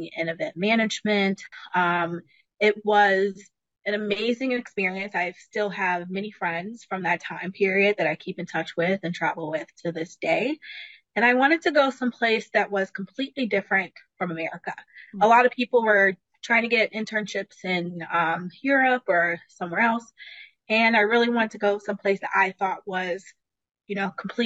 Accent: Chicago, Illinois, United States; moved away as an adult; now in New York City, United States; I'm originally from Chicago, but I've been living in New York City for the last 16 years

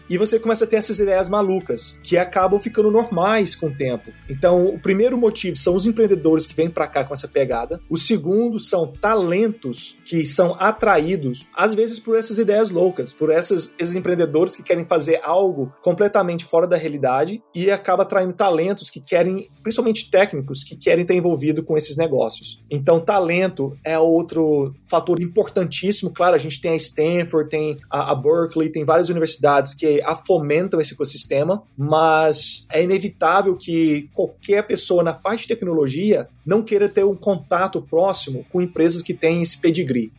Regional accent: Minas Gerais, Brazil; moved away as an adult; also born or lived in Europe; now in Silicon Valley, United States; eu vim de Minas Gerais

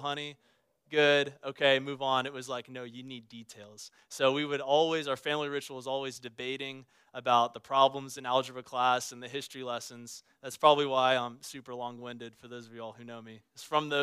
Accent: Baton Rouge, Louisiana, United States; moved away; I grew up in South Louisiana. I grew up in Baton Rouge, the capital of the Pelican State.

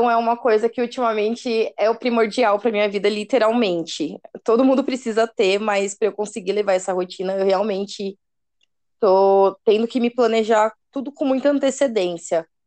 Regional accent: São Paulo, Brazil; eu tenho 29 anos, e eu sou da Zona Oeste de São Paulo. Moro muito perto do Pico do Jaraguá.

